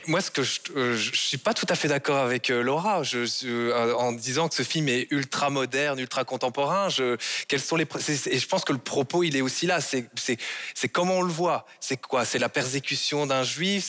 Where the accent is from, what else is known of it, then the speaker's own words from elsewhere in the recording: Belgium; en tant que Belge, en tant que Belge francophone